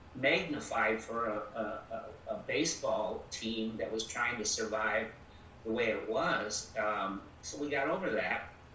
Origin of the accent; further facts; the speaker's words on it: Milwaukee, Wisconsin, United States; now in Beloit, United States; I came from Milwaukee. I thought I was always going to go back to Milwaukee when I left my employment here in Beloit.